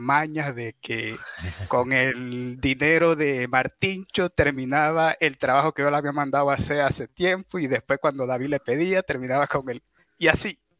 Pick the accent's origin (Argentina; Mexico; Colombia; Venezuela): Colombia; La Guajira; De la, la Guajira se llama